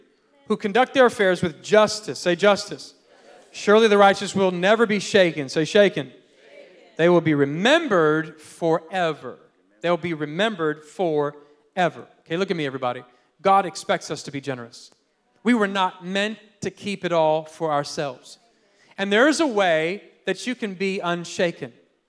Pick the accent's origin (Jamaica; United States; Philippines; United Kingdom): Philippines; born there; I was born in the Philippines, and then my parents, and grandpa's, uncles, cousins, they're all, it's like the mafia.